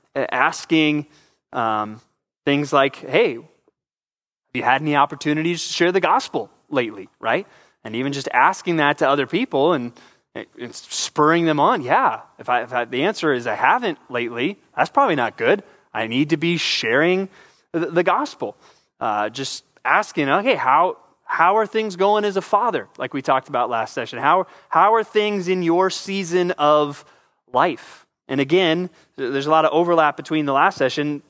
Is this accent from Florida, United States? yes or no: no; San Antonio, Texas, United States; moved away; also born or lived in Southern California; I spent most of my youth in San Antonio, Texas. We moved there from Southern California